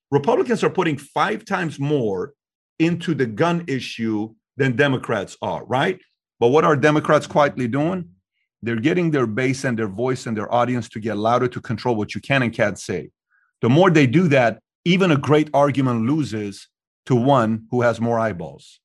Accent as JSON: {"language": "English", "country": "Iran", "moved": "yes", "lives_now": "United States", "said": "I'm from Iran"}